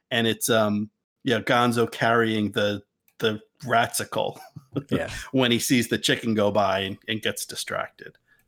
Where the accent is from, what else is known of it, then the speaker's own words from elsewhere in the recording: New Jersey, United States; Yeah, I'm from New Jersey.